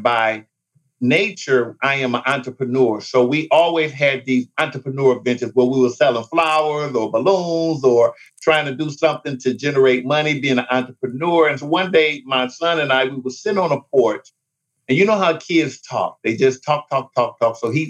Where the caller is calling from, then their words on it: Detroit, Michigan, United States; I am calling in from Detroit.